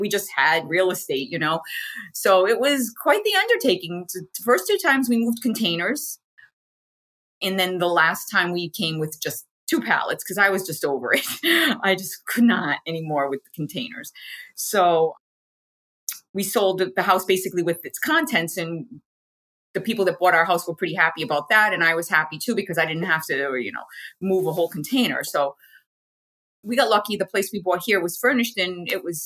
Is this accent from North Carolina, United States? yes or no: no; Rhode Island, United States; moved away as an adult; now in Portugal; I originally am from the United States, and I was born and raised in New England, specifically the Rhode Island